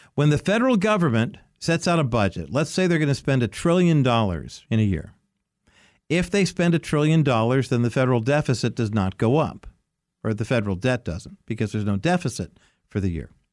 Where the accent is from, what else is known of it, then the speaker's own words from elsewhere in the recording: United States; growing up in America in the nineteen sixties and nineteen seventies